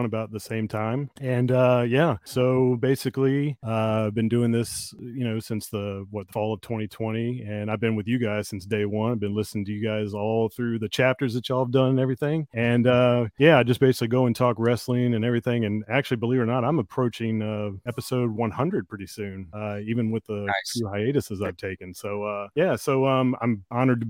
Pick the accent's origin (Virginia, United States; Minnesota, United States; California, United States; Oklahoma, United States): Virginia, United States; Richmond; born or raised there